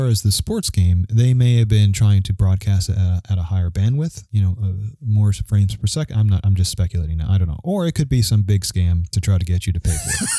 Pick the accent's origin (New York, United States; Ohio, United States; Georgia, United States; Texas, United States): New York, United States; I'm from New York